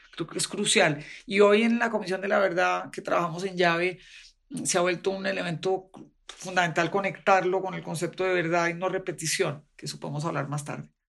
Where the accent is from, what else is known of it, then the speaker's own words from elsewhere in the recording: Colombia; de Colombia